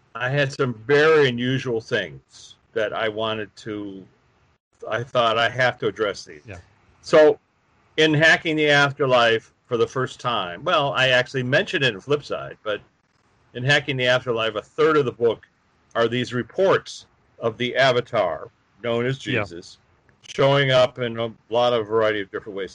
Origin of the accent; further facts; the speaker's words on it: Chicago, Illinois, United States; a workshop in Chicago, my hometown.